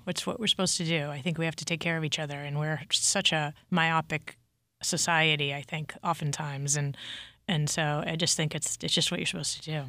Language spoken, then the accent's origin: English; Massachusetts, United States; I grew up in Massachusetts